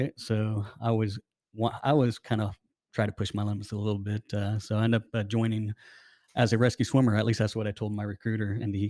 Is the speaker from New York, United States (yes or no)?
no; Arizona, United States; So I'm from Arizona. I have a family.